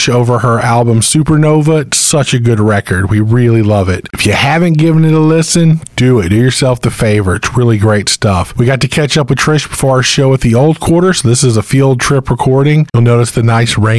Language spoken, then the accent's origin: English; Crystal Beach, Texas, United States; my hometown in Crystal Beach, Texas